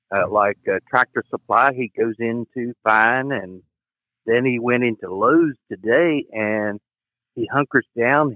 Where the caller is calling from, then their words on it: West Virginia, United States; calling from West Virginia